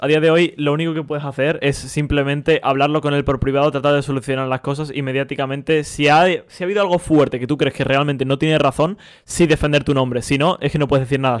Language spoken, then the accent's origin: Spanish; Spain; nosotros que somos españoles